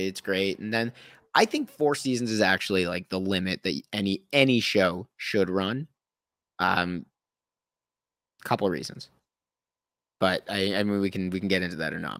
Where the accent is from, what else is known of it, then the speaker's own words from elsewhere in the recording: Thornhill, Ontario, Canada; also born or lived in Toronto; now in British Columbia, Canada; I grew up in the suburbs, right? I'm from Thornhill